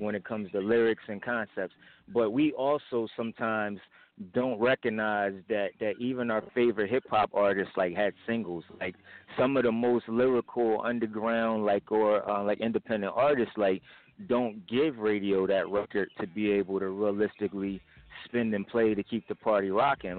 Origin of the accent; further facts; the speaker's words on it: Willingboro, New Jersey, United States; moved away as an adult; also born or lived in Camden, New Jersey; now in Philadelphia, United States; originally from Willingboro, uh, New Jersey, South Jersey, Camden area, on and off